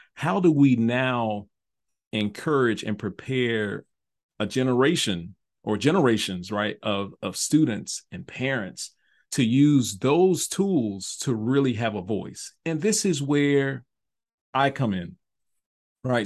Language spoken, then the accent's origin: English; Memphis, Tennessee, United States; moved away as an adult; also born or lived in North Carolina / Nashville, Tennessee; moved back home to Memphis from Nashville to become the, the fine arts advisor for, uh, my home district, uh, was Memphis City Schools